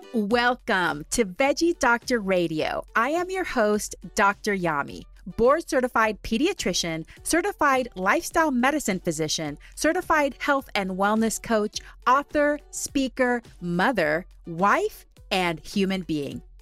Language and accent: English; Huntsville, Texas, United States; now in Washington State, United States; I grew up in Huntsville, Texas